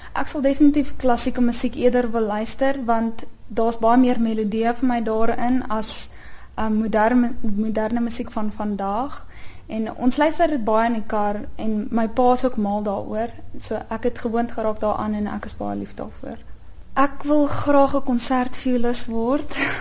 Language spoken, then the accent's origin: Afrikaans; Centurion, Gauteng, South Africa; ek is van Centurion